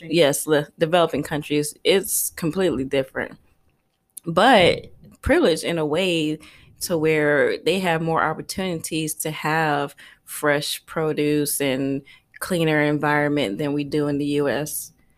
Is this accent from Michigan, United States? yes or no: no; Columbia, South Carolina, United States; moved away as an adult; also born or lived in Queens, New York; now in Costa Rica; I grew up in South Carolina